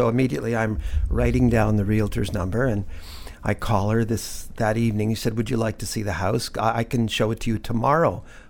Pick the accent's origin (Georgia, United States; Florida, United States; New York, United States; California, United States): California, United States; Los Angeles; also born or lived in west coast of Canada; now in Newfoundland, Canada; I grew up in California, and I have a picture of me sitting on his shoulders out in the corn in our backyard on the hillside in East LA.